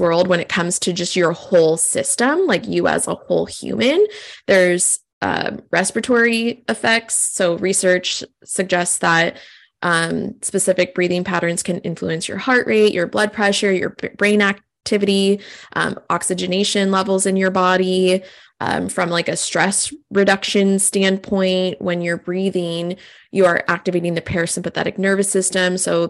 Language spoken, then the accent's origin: English; California, United States; I think I'm originally from California, and like this style of breath work, these classes are like everywhere. And like now I'm on the East Coast